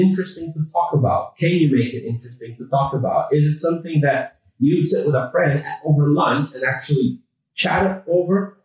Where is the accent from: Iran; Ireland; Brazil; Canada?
Canada; accent: North American; now in London, United Kingdom; we're actually based in London, although I uh, do have a, a, North American accent. I grew up in Canada.